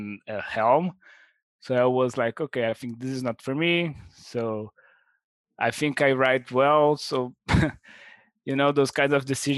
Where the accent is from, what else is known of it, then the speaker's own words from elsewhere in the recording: Brazil; I'm from Brazil.